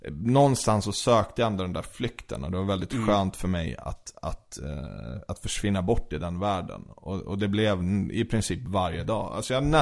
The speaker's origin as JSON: {"language": "Swedish", "country": "Sweden", "tie": "born there", "said": "Alltså jag är född i Sverige."}